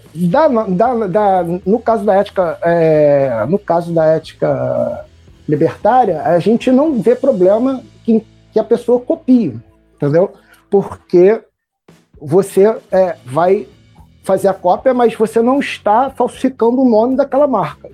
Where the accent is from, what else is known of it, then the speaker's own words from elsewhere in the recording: Niterói, Rio de Janeiro, Brazil; sou de Niterói